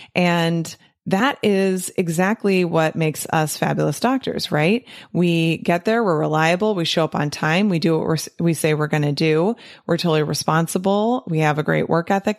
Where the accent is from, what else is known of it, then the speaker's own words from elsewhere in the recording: United States; growing up in America and being a true American